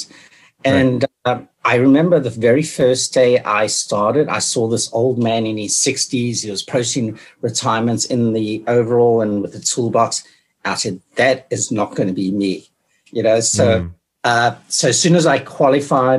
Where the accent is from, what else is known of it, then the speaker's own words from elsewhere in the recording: Durban, KwaZulu-Natal, South Africa; also born or lived in Caribbean; now in Hamilton, Canada; I grew up in South Africa, Durban, right during apartheid